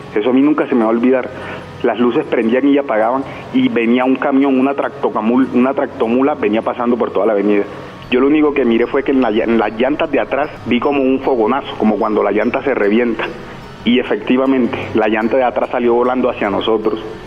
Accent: Ciénaga de Oro, Córdoba, Colombia; moved away as an adult; also born or lived in Montería; now in Bogotá, Colombia; Nos fuimos de Montería para un municipio que se llama Ciénaga de Oro, Córdoba, que yo soy oriundo de allá.

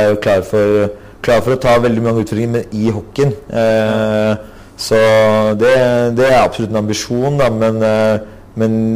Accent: Asker, Akershus, Norway; moved away as an adult; also born or lived in Oslo (Grünerløkka); now in Oslo, Norway; Jeg har vokst opp i Asker

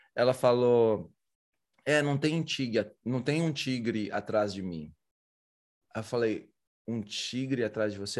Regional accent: Brazil; sou do Brasil

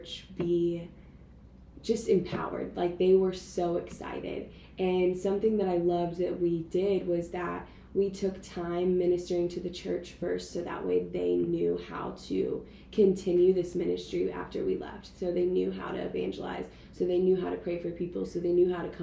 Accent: Jacksonville, Florida, United States; I'm from Jacksonville, Florida

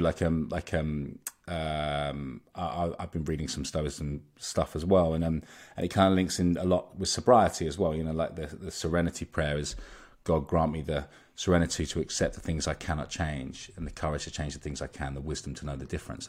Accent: Molesey, South East England, United Kingdom; I grew up in Surrey in, um, in a kind of, um, in a town called Molesey

